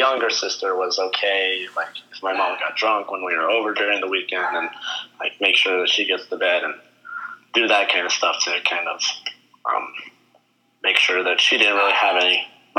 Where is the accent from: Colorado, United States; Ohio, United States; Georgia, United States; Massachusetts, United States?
Colorado, United States; Durango; I was born in Durango, Colorado on August 18th, 1998.